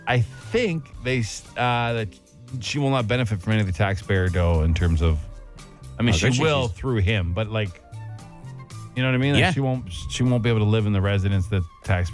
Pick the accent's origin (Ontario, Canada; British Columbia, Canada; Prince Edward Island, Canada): Ontario, Canada; Ottawa; I'm from Ottawa